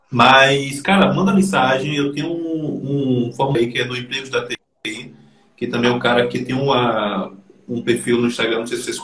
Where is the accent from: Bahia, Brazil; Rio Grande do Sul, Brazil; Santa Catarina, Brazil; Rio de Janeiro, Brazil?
Bahia, Brazil; Freitas; E eu sou lá de Freitas, Bahia.